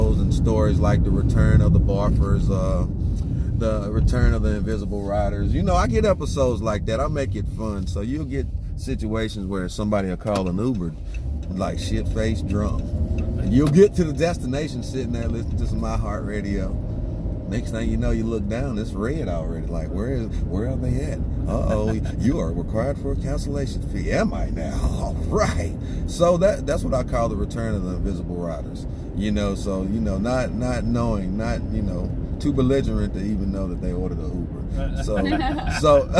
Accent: Statesville, North Carolina, United States; moved away as an adult; I'm originally from Statesville, North Carolina.

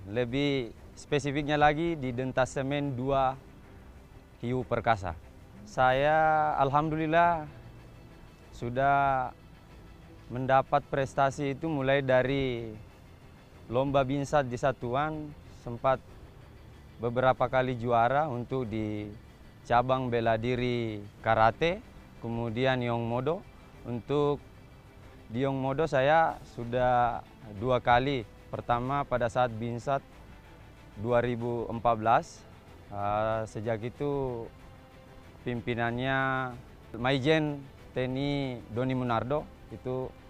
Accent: South Sulawesi, Indonesia; pangkat Sersan Kepala. Asal saya dari Sulawesi Selatan.

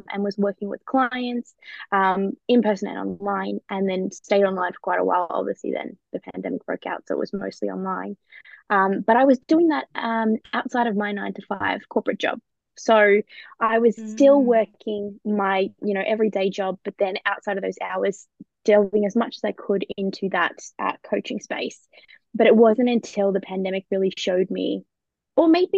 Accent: Australia; now in United Kingdom; So I am an Aussie that lives in the UK at the moment.

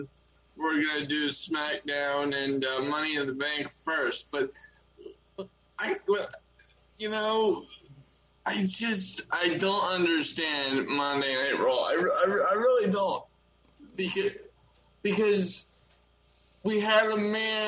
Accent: United States; I'm American.

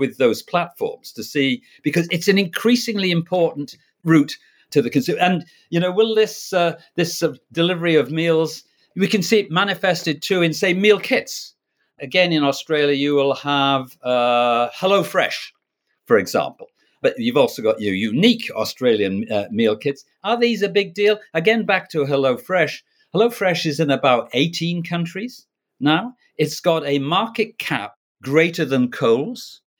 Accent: Canada; I'm Canadian as well as being a Brit.

